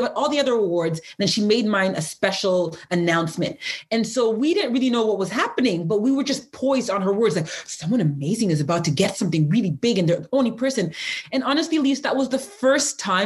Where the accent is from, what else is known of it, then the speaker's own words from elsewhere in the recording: Pickering, Ontario, Canada; I'm from Pickering, Ontario